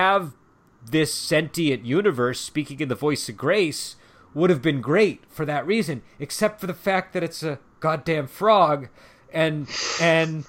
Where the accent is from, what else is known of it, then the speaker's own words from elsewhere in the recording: United States; As an American